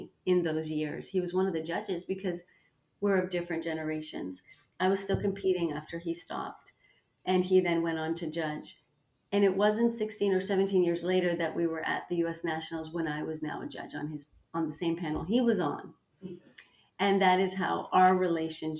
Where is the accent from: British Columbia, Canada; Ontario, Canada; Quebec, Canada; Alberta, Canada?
Ontario, Canada; Toronto; moved away as an adult; also born or lived in New York City; I moved from Toronto, Canada, mm-hmm. to New York City, not to London